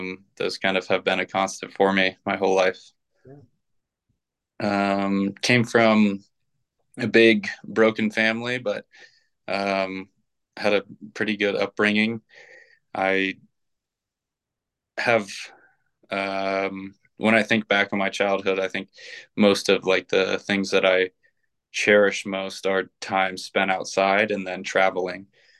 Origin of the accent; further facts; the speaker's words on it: Ohio, United States; also born or lived in Indianapolis / Colorado / Texas; I was born in Indianapolis, moved to Colorado, then to Texas, and then to Ohio. Moved a bunch in Ohio, but ultimately ended up spending most of my youth in Ohio.